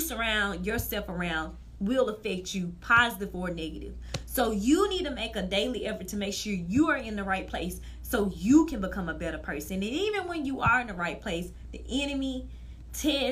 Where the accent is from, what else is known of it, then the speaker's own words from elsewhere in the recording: Mississippi, United States; from Verkaden, Mississippi.